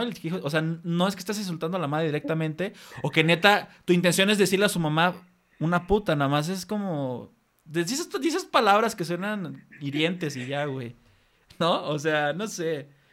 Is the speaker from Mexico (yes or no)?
yes; Mexico; Aquí en México